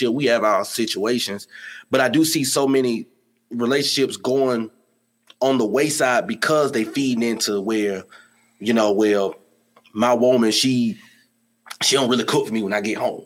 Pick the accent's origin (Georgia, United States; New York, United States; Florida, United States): Georgia, United States; Atlanta; I'm from Atlanta